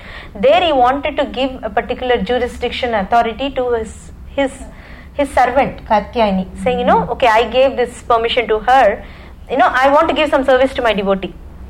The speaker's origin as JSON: {"language": "English", "country": "India", "second_language": "English", "moved": "yes", "said": "So, when I came from India, that's a... time, you know, usually parents take you to pilgrimage places and things like that."}